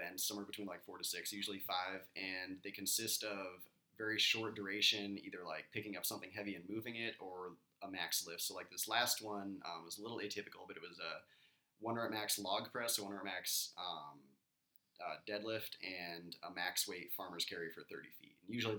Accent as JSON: {"language": "English", "region": "Colorado", "country": "United States", "tie": "born or raised there", "moved": "as an adult", "said": "Born in the mountains of Colorado."}